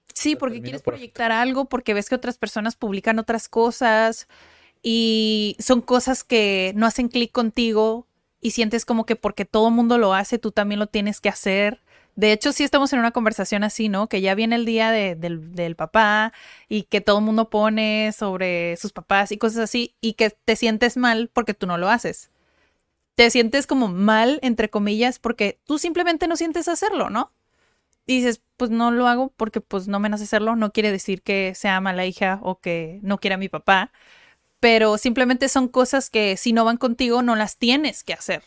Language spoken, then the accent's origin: Spanish; Mexico; los mexicanos